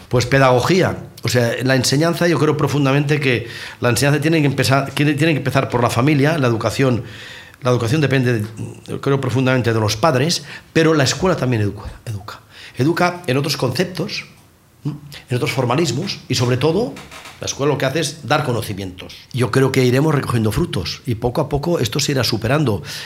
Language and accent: Spanish; Catalonia, Spain; Yo soy catalán y formo parte de España